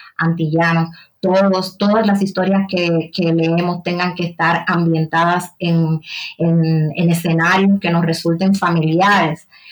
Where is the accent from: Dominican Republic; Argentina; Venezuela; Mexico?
Dominican Republic; Haina, San Cristóbal; moved away as an adult; now in Sabadell, Spain; yo nací, crecí, pasé la mayor parte de, mi vida en República Dominicana, en un pueblo portuario del sur, sur, municipio de la provincia de San Cristóbal